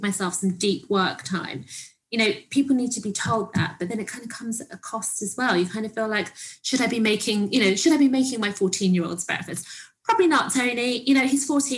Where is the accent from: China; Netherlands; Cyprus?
Cyprus; when we grew up in Cyprus, they lived, we lived downstairs, they lived upstairs.